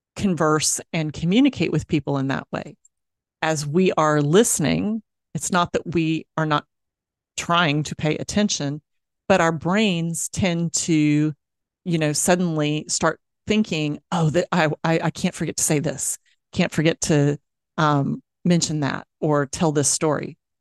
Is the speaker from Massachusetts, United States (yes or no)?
no; Dallas, Texas, United States; moved away; my hometown uh, of Dallas, Texas